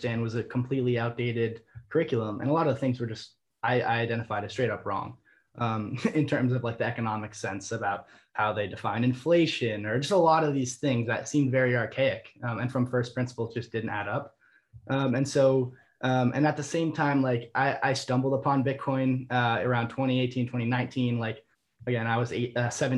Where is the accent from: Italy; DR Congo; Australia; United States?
United States; Vermont; I was attending business school at the University of Vermont, my hometown state